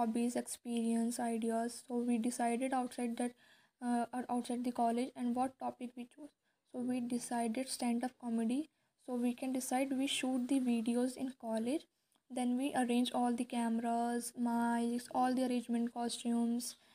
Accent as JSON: {"language": "English", "town": "Rudrapur", "region": "Uttarakhand", "country": "India", "moved": "as an adult", "lives_now": "Dehradun, India", "said": "I am originally based from Rudrapur, Uttarakhand"}